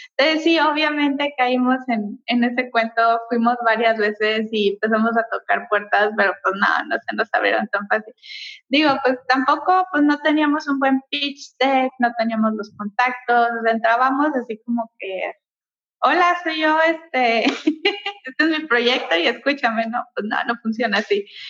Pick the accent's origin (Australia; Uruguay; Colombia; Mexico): Mexico; nosotros somos mexicanos